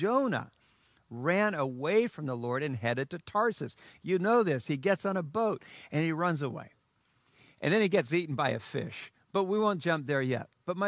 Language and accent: English; Sinoe County, Liberia; because I had heard Philip was rebuilding the mission station, E&I Mission, that I grew up on in Sino County, Liberia.